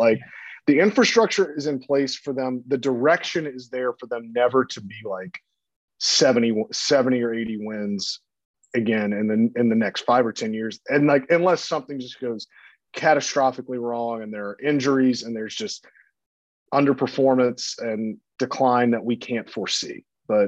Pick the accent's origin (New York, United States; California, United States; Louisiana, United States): Louisiana, United States; Baton Rouge; I grew up in Louisiana. I grew up in Louisiana. So I didn't really have a hometown. Baton Rouge